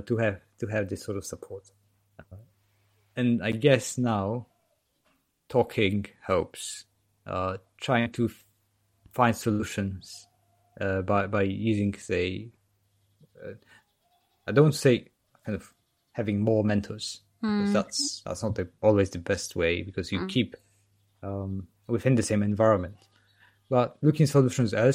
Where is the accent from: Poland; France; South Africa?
Poland; now in United Kingdom; I'm from Poland and live in the UK.